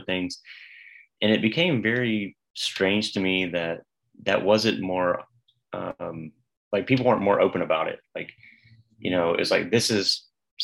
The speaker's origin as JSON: {"language": "English", "region": "the South", "country": "United States", "said": "even as a Southerner"}